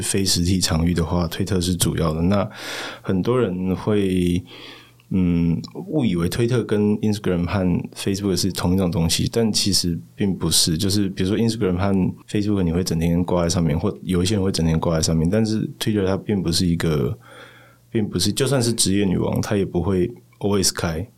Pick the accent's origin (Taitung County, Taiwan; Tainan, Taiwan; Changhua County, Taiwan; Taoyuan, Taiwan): Tainan, Taiwan; moved away as an adult; also born or lived in Taipei; 我在台南出生长大